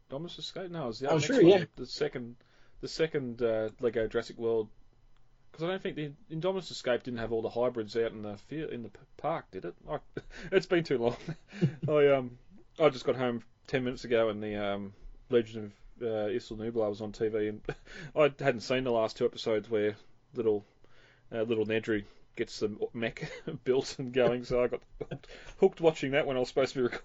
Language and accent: English; Australia; accent: Australian; my Australian accent